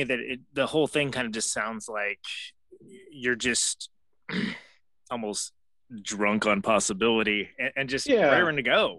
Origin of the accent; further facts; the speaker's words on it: Central Valley of California, United States; where I grew up in the Central Valley of California